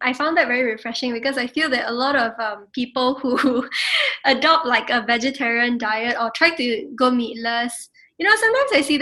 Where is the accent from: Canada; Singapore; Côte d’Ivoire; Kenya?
Singapore; my own identity as a Singaporean